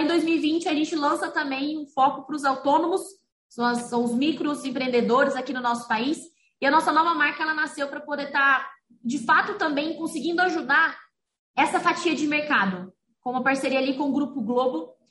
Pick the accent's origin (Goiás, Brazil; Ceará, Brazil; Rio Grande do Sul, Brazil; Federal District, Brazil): Goiás, Brazil; Rio Verde; moved away as an adult; now in Franca, Brazil; eu venho de Rio Verde, Goiás